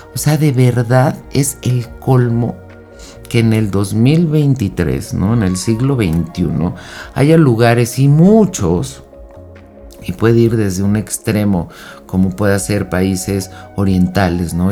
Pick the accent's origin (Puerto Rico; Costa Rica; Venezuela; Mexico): Mexico; En México, que es de donde yo soy